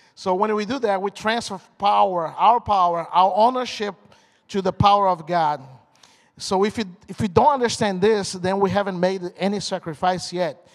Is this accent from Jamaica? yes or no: no; Brazil; English is a second language; moved away as an adult; also born or lived in Michigan / Indiana; now in United States; So I'm from Brazil. I, got, I came here in 1999, long time ago, almost half and half